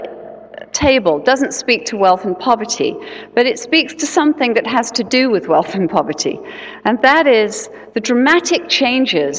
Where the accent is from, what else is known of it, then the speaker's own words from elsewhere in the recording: England, United Kingdom; now in Seattle, United States; I'm originally from England